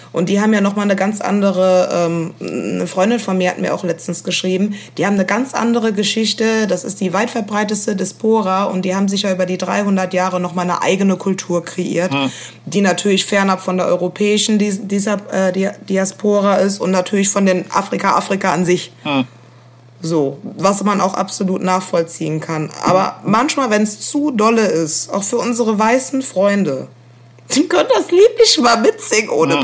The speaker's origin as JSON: {"language": "German", "town": "Koblenz", "region": "Rhineland-Palatinate", "country": "Germany", "tie": "born or raised there", "moved": "yes", "lives_now": "Berlin, Germany", "said": "ich bin äh, in Rheinland-Pfalz aufgewachsen"}